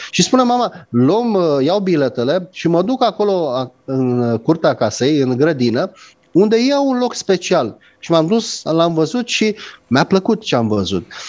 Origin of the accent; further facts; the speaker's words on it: Romania; ca român